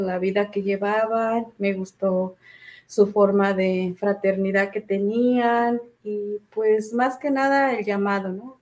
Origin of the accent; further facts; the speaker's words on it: Michoacán, Mexico; moved away as an adult; now in Wilmington, United States; yo soy de Michoacán